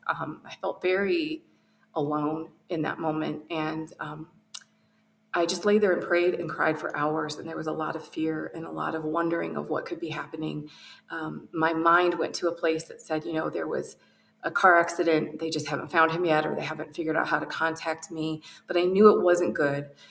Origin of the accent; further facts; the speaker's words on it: outside of Detroit, Michigan, United States; I was raised outside of Detroit